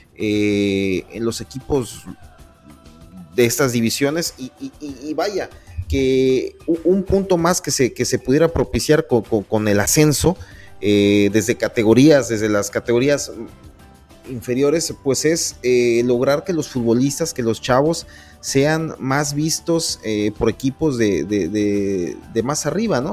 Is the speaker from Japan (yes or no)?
no; Poza Rica, Veracruz, Mexico; somos de Poza Rica, Veracruz